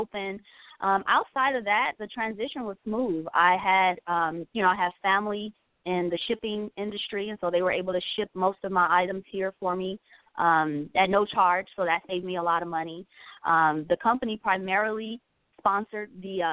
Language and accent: English; Los Angeles, California, United States; moved away as an adult; now in Georgia, United States; I'm originally from Los Angeles, California, born and raised there all my life. I just moved here to Georgia, coming up on 7 months